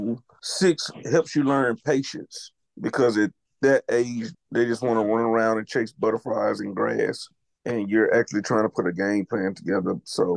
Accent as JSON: {"language": "English", "town": "Mendenhall", "region": "Mississippi", "country": "United States", "said": "I'm originally from Mendenhall, Mississippi."}